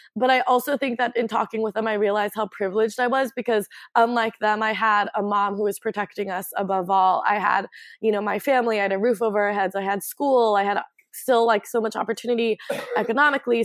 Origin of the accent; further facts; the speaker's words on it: Portland, Oregon, United States; I grew up in Northwest on 18th and Flanders, like ah. right in the Alphabet District